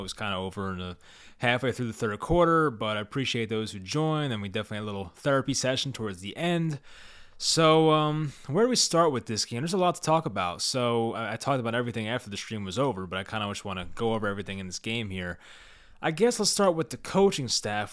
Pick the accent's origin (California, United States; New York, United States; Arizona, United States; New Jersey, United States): New Jersey, United States; I'm from New Jersey